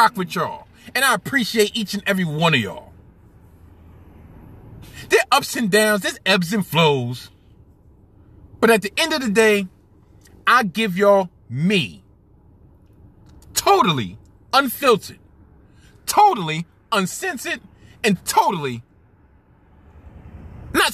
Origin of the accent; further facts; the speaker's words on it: New York City, New York, United States; I was born and bred, born and raised in Brooklyn